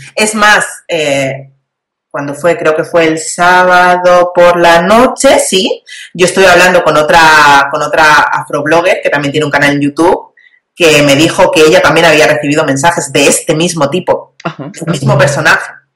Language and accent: Spanish; Spain; yo soy española